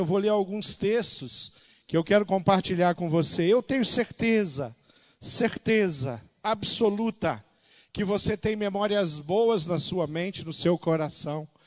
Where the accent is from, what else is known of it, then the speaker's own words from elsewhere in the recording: interior of Rio de Janeiro, Brazil; moved away; a cidade onde eu nasci, no interior do Rio de Janeiro